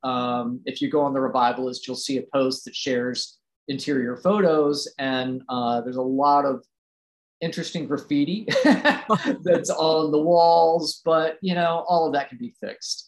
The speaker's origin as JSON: {"language": "English", "town": "Roanoke", "region": "Virginia", "country": "United States", "tie": "born or raised there", "said": "I grew up in Roanoke, Virginia, which is a small city"}